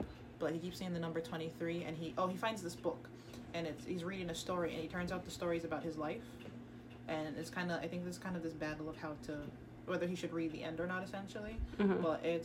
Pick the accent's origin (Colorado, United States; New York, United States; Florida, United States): Florida, United States; accent: American; moved away; I'm from Florida. Which is why I'm dressed like this right now, and also why I sound like this